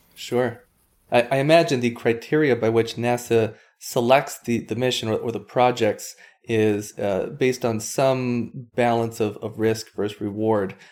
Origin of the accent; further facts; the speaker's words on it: Hawaii, United States; I grew up on Hawaii